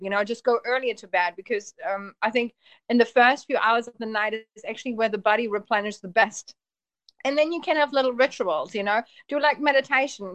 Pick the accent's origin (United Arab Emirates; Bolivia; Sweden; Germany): Germany; moved away as an adult; also born or lived in Poland / Auckland, New Zealand / Papamoa, New Zealand; now in Mount Maunganui, New Zealand; I was born in Germany and my family is actually from Poland. So I was the first child born in Germany